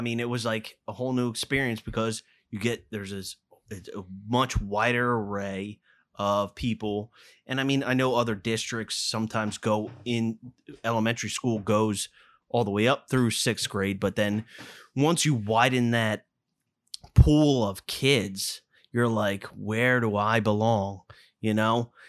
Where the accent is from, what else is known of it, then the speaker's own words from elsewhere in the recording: Lower Gwynedd, Pennsylvania, United States; I grew up in Lower Gwinnett.